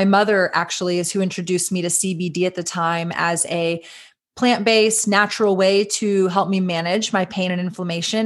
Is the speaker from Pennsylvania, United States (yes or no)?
no; Austin, Texas, United States; We are based in Austin, Texas, which is my hometown